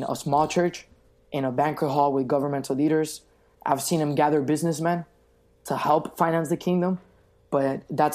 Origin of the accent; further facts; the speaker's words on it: Venezuela; now in Miami, United States; Venezuela, which is my home country